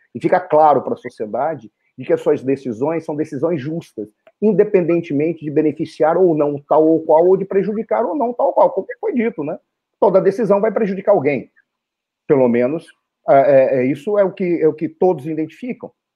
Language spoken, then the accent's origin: Portuguese; Brazil; somos brasileiros